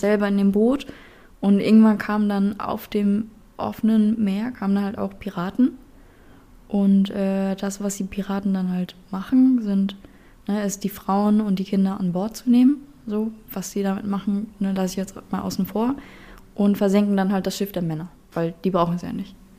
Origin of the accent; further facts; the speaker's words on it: Berlin, Germany; moved away as an adult; now in Hamburg, Germany; ich bin dementsprechend halt in Berlin auch geboren